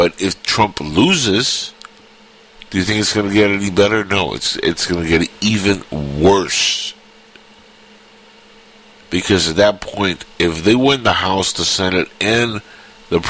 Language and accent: English; Cuba; now in United States; I'm from Cuba.